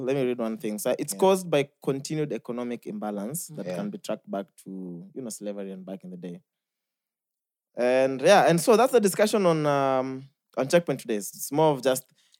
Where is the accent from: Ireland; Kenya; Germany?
Kenya; I love being Kenyan